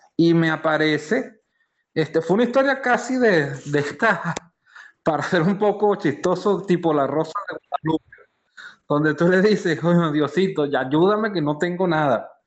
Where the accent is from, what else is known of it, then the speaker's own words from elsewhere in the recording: Caracas, Capital District, Venezuela; moved away as an adult; also born or lived in Brazil; now in Santa Cruz de la Sierra, Bolivia; como buen venezolano, comedor de empanadas